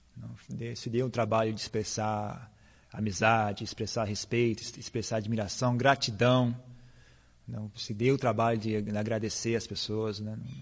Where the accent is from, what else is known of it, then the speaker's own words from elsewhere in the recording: Brazil; a gente é brasileiro